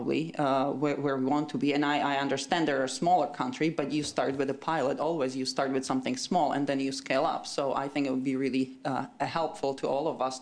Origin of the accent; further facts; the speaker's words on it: Slovakia; now in United Kingdom; I'm not from Estonia. I'm from Slovakia originally. I live in the UK.